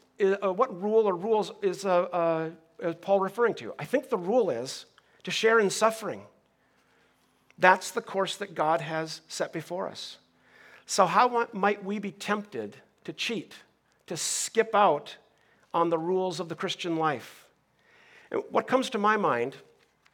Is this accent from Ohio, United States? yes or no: no; Minnesota, United States; now in Southern California, United States; I grew up in Minnesota